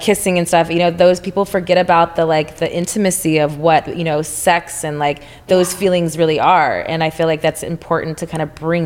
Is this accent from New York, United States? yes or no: no; Texas, United States; now in Los Angeles, United States; I'm from Texas